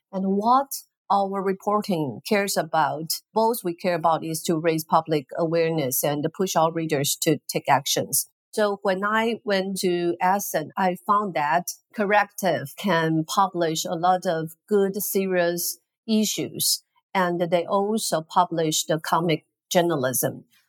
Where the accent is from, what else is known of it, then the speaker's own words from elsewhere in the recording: Taiwan; Hello, Adina and all the audience. … from Taiwan. Very nice to be here with you.